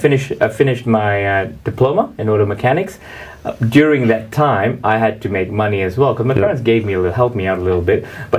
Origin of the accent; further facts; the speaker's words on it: Malaysia; We have this system in Malaysia called a pre-university.